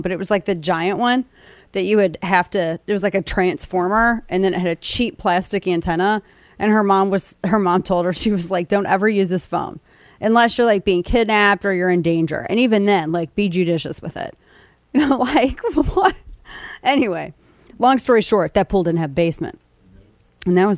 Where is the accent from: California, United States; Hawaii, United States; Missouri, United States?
Missouri, United States; we're from Missouri and Illinois